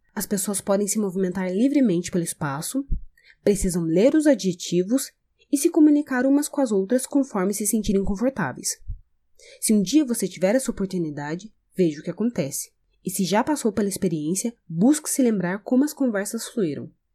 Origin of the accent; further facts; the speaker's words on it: Brazil; sou brasileira